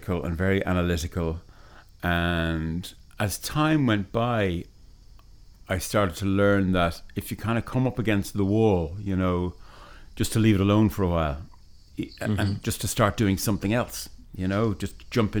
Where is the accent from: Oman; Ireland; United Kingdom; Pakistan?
Ireland; we're Irish musicians, so our Irishness, where we come from, is going to come through in it